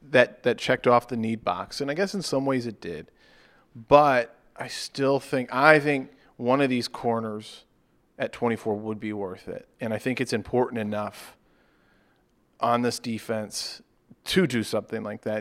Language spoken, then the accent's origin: English; Charlotte, North Carolina, United States; I'm From Charlotte.